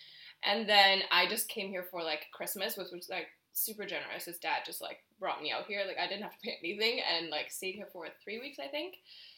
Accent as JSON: {"language": "English", "country": "Germany", "second_language": "English", "moved": "as an adult", "lives_now": "Canada", "said": "I'm originally from Germany, so I moved here almost 9 years ago now"}